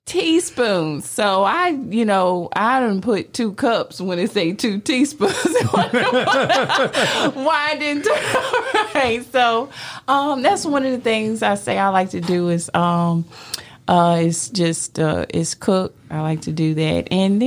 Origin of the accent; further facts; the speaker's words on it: Virginia, United States; I grew up on the East Coast in Virginia. So we would go to Norfolk, Virginia Beach